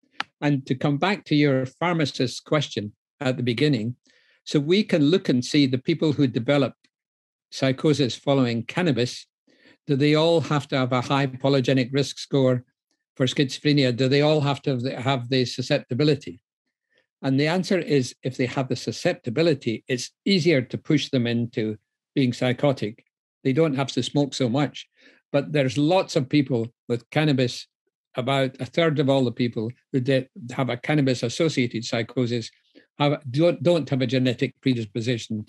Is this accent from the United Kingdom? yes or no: yes; Scotland, United Kingdom; now in London, United Kingdom; I'm actually Scottish, even though I work. even though I work in London